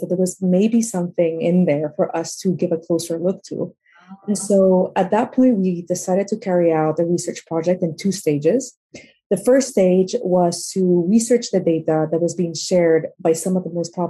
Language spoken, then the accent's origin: English; Peru; now in London, United Kingdom; I'm originally from Peru. And growing up, I was exposed to a lot of inequality.